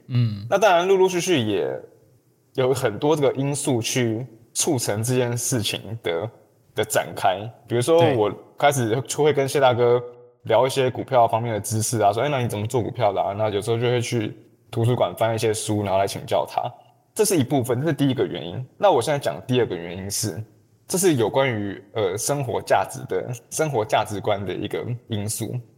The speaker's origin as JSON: {"language": "Chinese", "country": "Taiwan", "said": "我从台湾来"}